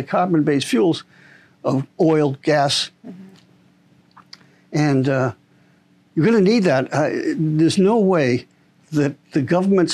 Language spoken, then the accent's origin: English; Boston, Massachusetts, United States; moved away; I'm originally from Boston